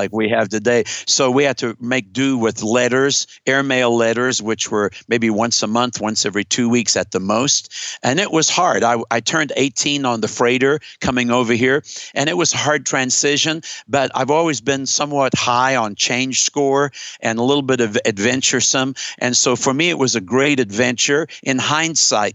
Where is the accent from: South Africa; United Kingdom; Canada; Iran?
South Africa; moved away as an adult; now in United States; was born and raised in South Africa